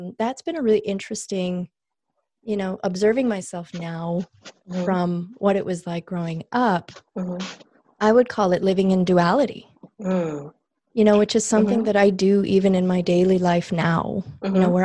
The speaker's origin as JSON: {"language": "English", "country": "Canada", "tie": "born or raised there", "also_born_or_lived": "Calgary, Alberta", "said": "growing up in Canada and growing up with immigrant father, English is his second language."}